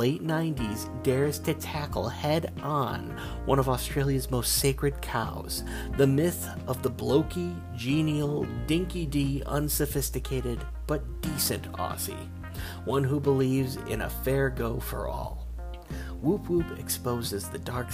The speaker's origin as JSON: {"language": "English", "country": "United States", "said": "I'm an American"}